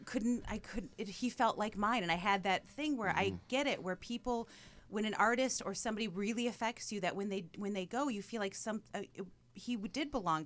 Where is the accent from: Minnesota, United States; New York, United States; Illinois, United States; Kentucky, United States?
Minnesota, United States; Minneapolis; I'm from Minneapolis.